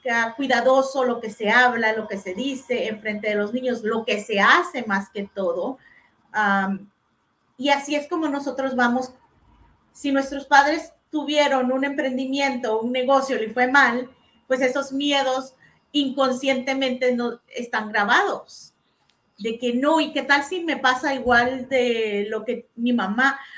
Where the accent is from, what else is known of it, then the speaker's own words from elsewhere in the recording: El Salvador; moved away; cuando yo estaba creciendo en El Salvador